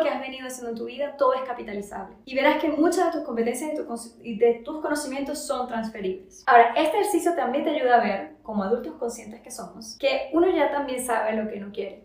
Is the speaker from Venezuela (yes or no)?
yes; Venezuela; moved away as an adult; also born or lived in Paris, France; now in France; yo siempre quise regresar a Venezuela